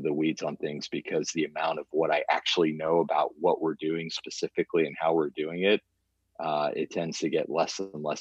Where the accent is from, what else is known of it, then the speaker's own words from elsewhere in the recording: Stillwater, Oklahoma, United States; I grew up in Stillwater. I mean, Stillwater is my home